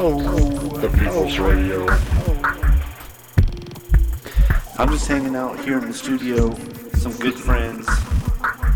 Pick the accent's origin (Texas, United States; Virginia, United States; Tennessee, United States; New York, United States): Tennessee, United States; Knoxville; my hometown, Knoxville